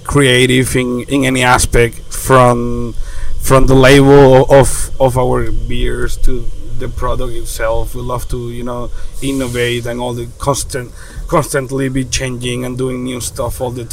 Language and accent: English; Venezuela; now in Florida, United States; We are from Venezuela, born and raised